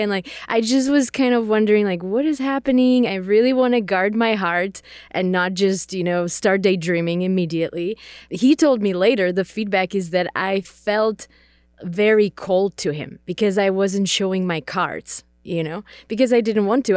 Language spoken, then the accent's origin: English; Czechia; English is a second language; So I grew up in the Czech Republic. Uh, I am Czech, so English is my second language.